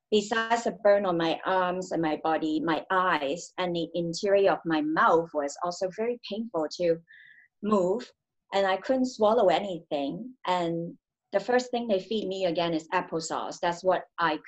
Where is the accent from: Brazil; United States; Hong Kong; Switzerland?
Hong Kong; I grew up in Hong Kong.